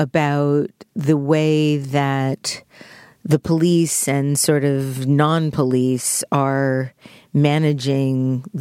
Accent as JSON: {"language": "English", "town": "New York City", "region": "New York", "country": "United States", "tie": "born or raised there", "said": "I spent many years of my childhood in Howard Beach, Queens"}